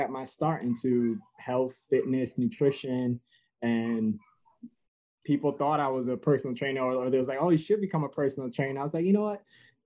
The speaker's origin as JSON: {"language": "English", "town": "New York City", "region": "New York", "country": "United States", "tie": "born or raised there", "also_born_or_lived": "Connecticut", "moved": "yes", "lives_now": "Stratford, Connecticut, United States", "said": "I originally grew up in Bronx, New York, and I was raised in mainly a single family home"}